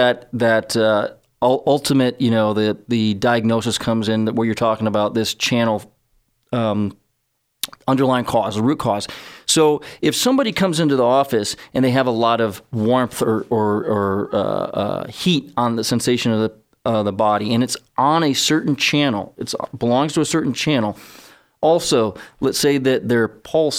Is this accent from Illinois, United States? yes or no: yes; Chicago, Illinois, United States; I'm from Chicago